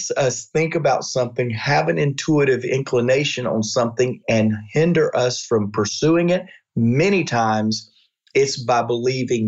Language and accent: English; Georgia, United States; I'm from Georgia.